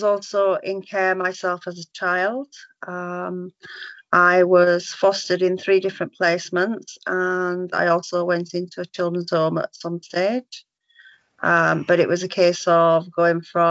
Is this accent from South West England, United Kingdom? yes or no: no; Yorkshire and the Humber, United Kingdom; moved away as an adult; now in Cornwall, United Kingdom; Originally, we're from Yorkshire, but moved down to Cornwall when Owen was a baby.